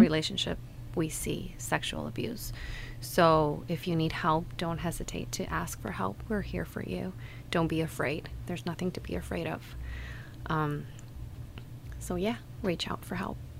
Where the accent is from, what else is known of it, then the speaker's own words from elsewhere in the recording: Mexico; moved away as an adult; And I grew up in Mexico, and until I moved here a year ago